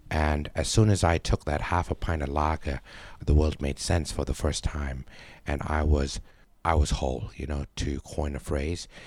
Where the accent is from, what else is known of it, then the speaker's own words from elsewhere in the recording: Bangkok, Thailand; born there; I was born in Bangkok and I spent most of my life uh, out of Thailand. I've only been back here for about 12 years.